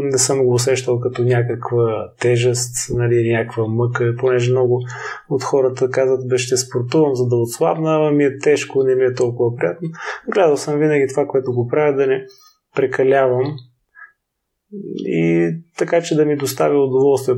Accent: Silistra, Silistra Province, Bulgaria; also born or lived in Varna; now in Sofia, Bulgaria; В родния ми град в Силистра

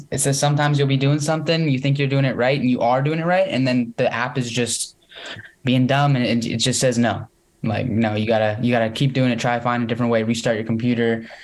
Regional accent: London, United Kingdom; I grew up in London.

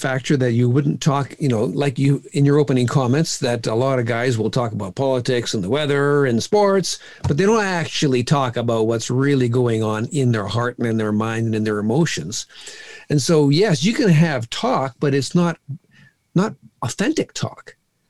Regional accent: India; No, I was raised in a different home. I grew up in India as a missionary's kid.

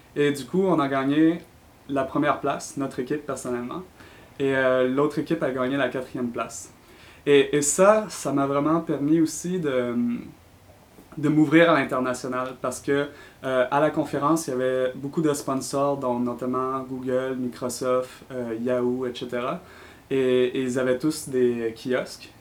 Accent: Quebec City, Quebec, Canada; moved away as an adult; now in San Francisco, United States; je suis originaire de la ville de Québec, comme vous pouvez l'entendre avec mon accent, mais euh, dernièrement, j'ai déménagé à San Francisco

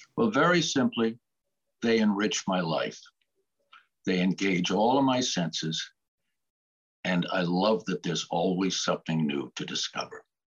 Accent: Connecticut, United States; born or raised there; also born or lived in Boston, Massachusetts / Andover, Massachusetts

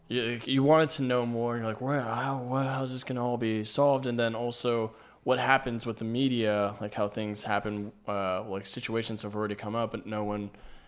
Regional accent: Hawaii, United States; I'm from Hawaii

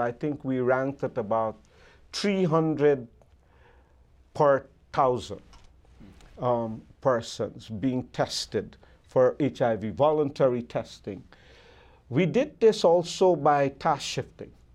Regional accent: Guyana; when I grew up in Guyana

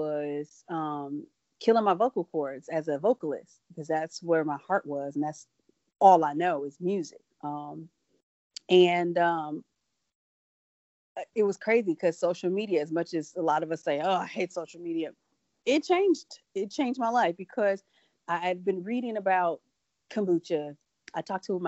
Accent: Midwest, United States; us from the Midwest

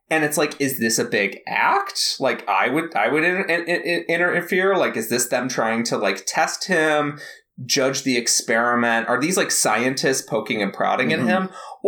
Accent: San Francisco, California, United States; I grew up in San Francisco. I grew up in Haight-Ashbury. I get all the new age shit.

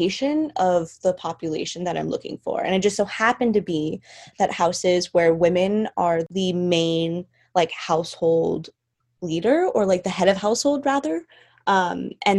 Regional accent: Los Angeles, California, United States; I'm from Los Angeles, California

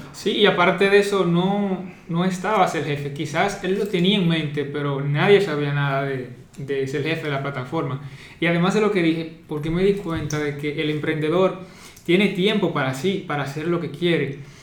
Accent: Dominican Republic; soy dominicano y actualmente estudiante

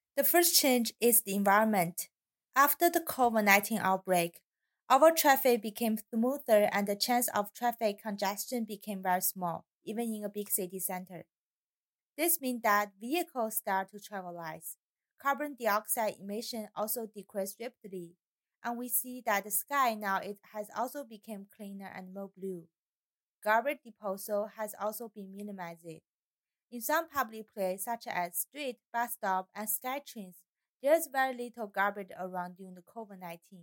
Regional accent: China; moved away as an adult; now in Canada; My home country is China

